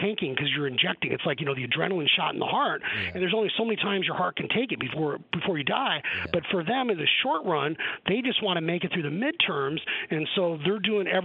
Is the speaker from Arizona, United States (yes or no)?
yes; Arizona, United States; I'm from Arizona